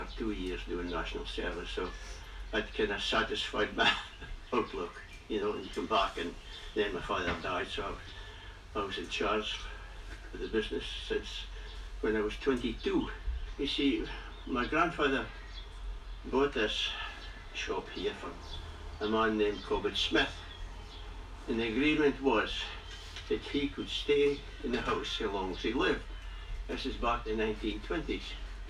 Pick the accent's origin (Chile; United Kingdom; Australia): United Kingdom; Methlick, Scotland; I enjoy living in Methwick. I've been here all my days for the last 82 years, so I was born in Methwick. I was born up at Ward 4, actually.